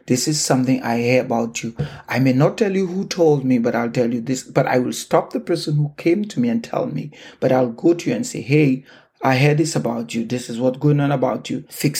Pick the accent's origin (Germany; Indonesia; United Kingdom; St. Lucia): St. Lucia; moved away as an adult; now in Canada; I remember sitting in the balcony at home growing up in St. Lucia